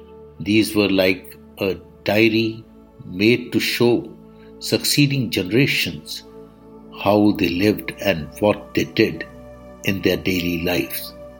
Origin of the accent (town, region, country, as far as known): India